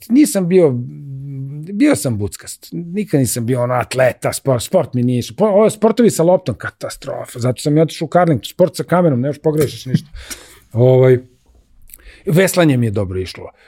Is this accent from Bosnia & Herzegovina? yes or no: no; Belgrade, Serbia; also born or lived in Libya; ja sam rođen u Mašala Tita broj 10, Kralja Milana. Tu, tu sam odrastao